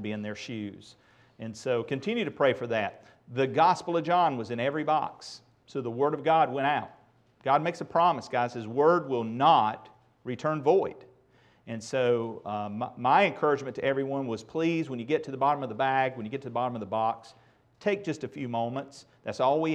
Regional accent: Asheboro, North Carolina, United States; moved away; my hometown of Asheboro

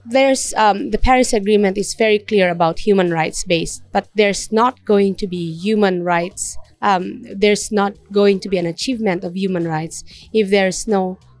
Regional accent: Mountain Province, Cordillera Administrative Region, Philippines; I'm from the Kadaclan Indigenous Peoples from the northern part of the Philippines.

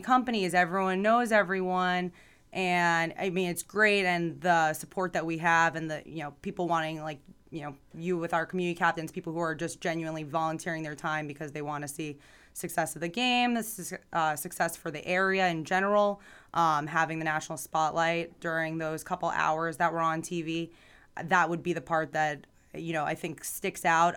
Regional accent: Boca Raton, Florida, United States; also born or lived in New York / Tallahassee, Florida; I like to say I'm from Boca because I was born in New York and grew up down here

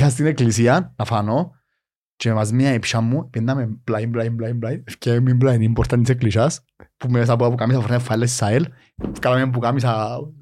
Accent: Nicosia, Nicosia District, Cyprus; εγώ μεγάλωσα στη Λευκοσία

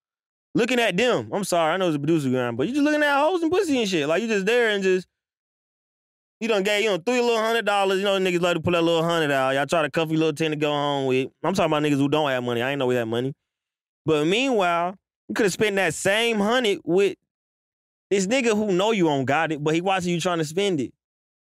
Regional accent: Alaska, United States; I'm from Alaska trying to get to Atlanta to make beats.

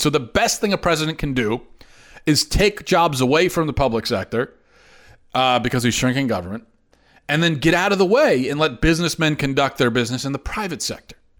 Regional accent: United States; an American

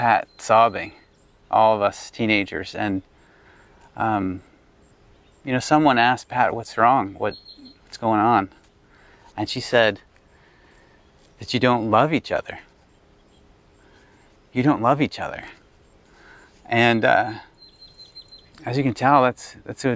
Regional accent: Ottawa, Ontario, Canada; when I was 16 years old, approximately 16. And we'd formed a youth group in our church, West Ottawa

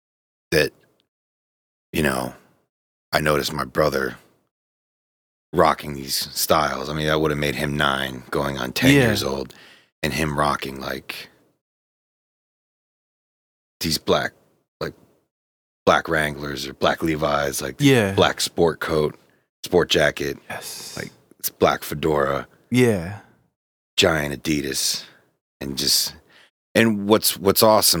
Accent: Pittsburgh, Pennsylvania, United States; I say I grew up in Pittsburgh.

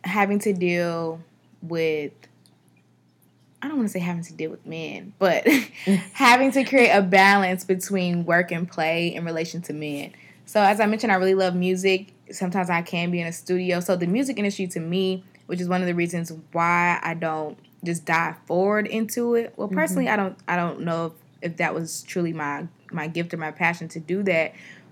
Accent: Atlanta, Georgia, United States; I'm from Atlanta, and I've been here all my life

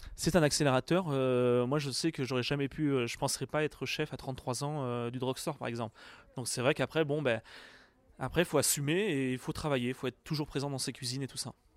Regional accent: Poitou-Charentes, Nouvelle-Aquitaine, France; moved away as an adult; also born or lived in England / Canada / United Arab Emirates / Egypt; now in Paris, France; je suis originaire du Poitou-Charentes

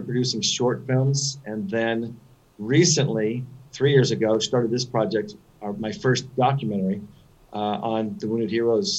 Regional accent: San Diego, California, United States; now in Los Angeles, United States; I grew up in San Diego, California

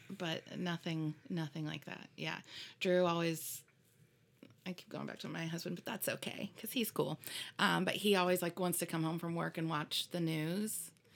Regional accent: Fort Wayne, Indiana, United States; moved away; I was born in Fort Wayne, Indiana.

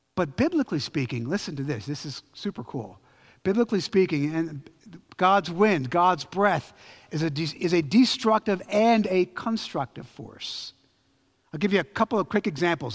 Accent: Philadelphia, Pennsylvania, United States; I'm from Philly

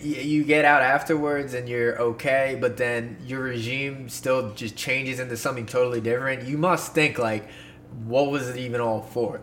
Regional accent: Poconos, Pennsylvania, United States; in the Poconos, my uh, my hometown, my stomping grounds.

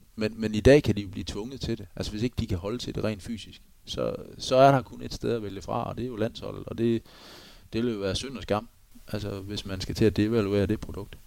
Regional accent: Denmark

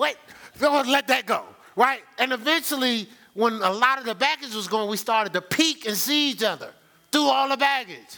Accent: Newark, New Jersey, United States; I'm from Newark, New Jersey.

